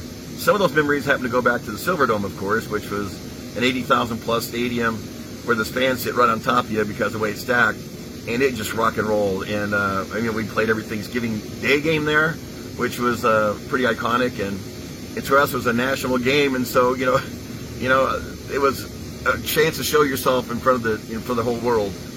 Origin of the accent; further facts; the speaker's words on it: Southern California, United States; moved away as an adult; also born or lived in Texas / Utah / Detroit; I was born in Texas, but I, I grew up in Southern California